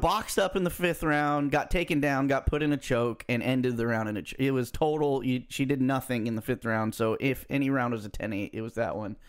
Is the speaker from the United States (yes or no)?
yes; United States